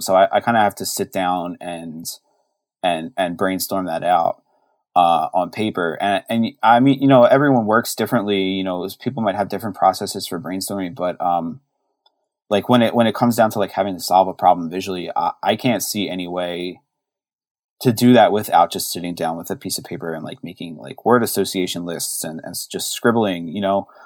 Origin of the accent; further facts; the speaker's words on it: Philadelphia, Pennsylvania, United States; now in Baltimore, United States; growing up in Philly